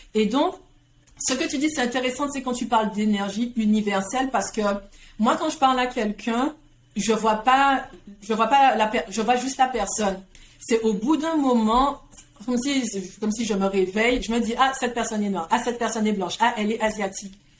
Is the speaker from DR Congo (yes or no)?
no; Guadeloupe; moved away as an adult; also born or lived in France; j'ai grandi en Guadeloupe